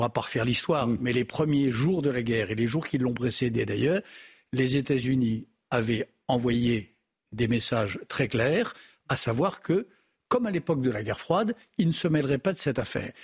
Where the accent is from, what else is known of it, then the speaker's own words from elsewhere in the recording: France; chez nous en France